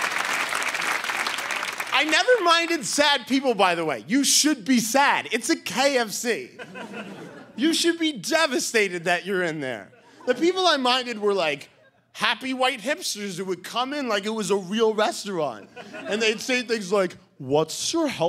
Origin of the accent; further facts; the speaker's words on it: Boston, Massachusetts, United States; I'm from Boston.